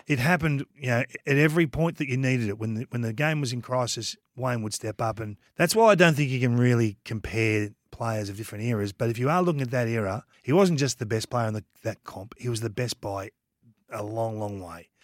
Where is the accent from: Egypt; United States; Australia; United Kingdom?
Australia; Kilmore, Victoria; I'm from Kilmore